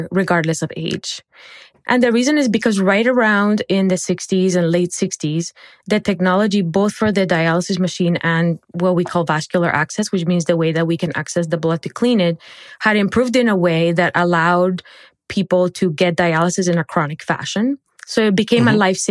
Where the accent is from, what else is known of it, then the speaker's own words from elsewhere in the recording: Barranquilla, Atlántico, Colombia; moved away; I grew up in Barranquilla, Colombia.